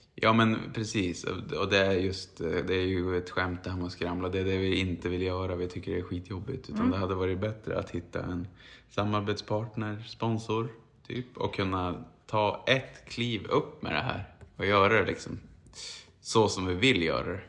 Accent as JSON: {"language": "Swedish", "region": "Norrbotten County", "country": "Sweden", "accent": "Norrland dialect", "said": "som en norrbottning"}